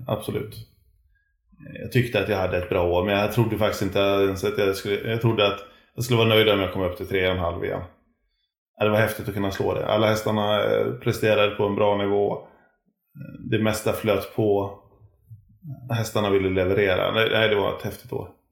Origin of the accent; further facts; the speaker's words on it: Gothenburg, Västra Götaland, Sweden; jag kommer från Göteborg